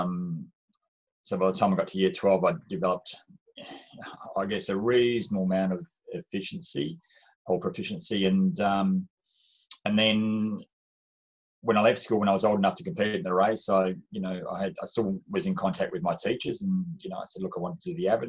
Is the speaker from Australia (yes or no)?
yes; Swan Valley, Western Australia, Australia; I grew up in the Swan Valley in Western Australia